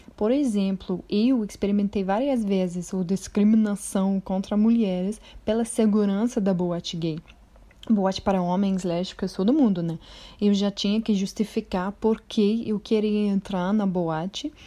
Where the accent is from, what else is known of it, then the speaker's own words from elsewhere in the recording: England, United Kingdom; Portuguese is a second language; also born or lived in Rio de Janeiro, Brazil; sou inglesa, tenho 30 anos e moro em Londres